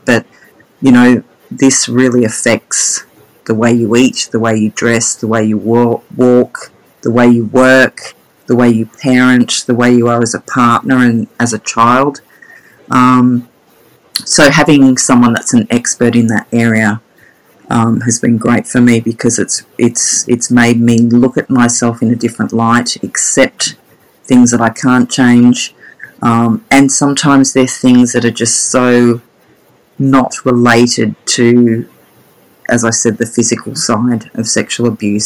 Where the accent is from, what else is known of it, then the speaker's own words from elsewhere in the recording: Sydney, New South Wales, Australia; now in Brisbane, Australia; I grew up in Sydney. I was born in Sydney, eastern suburbs girl